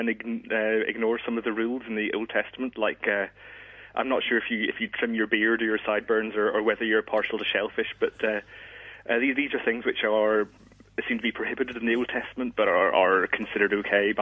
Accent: Belfast, Northern Ireland, United Kingdom; also born or lived in Scotland; now in France; I'm from Belfast originally, so not quite Scottish, but I have spent a bit of time there as well.

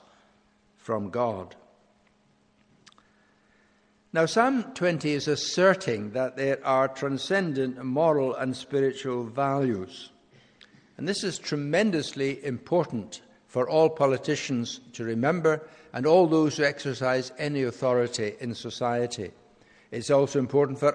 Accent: Scotland, United Kingdom; as a Scottish nation, we will face a referendum on independence

